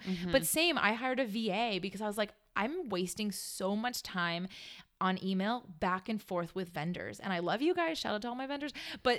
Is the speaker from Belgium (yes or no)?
no; Canada; And I don't know that song because I'm Canadian.